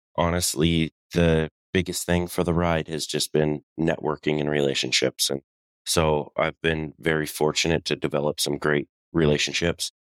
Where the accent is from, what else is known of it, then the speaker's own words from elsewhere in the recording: Colorado, United States; moved away; also born or lived in Southern California; I'm originally from Colorado